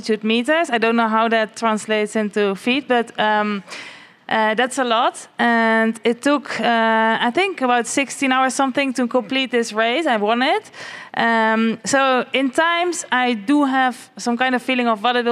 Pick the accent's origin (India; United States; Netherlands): Netherlands; now in Spain; I'm living in Spain, but I'm actually from the Netherlands.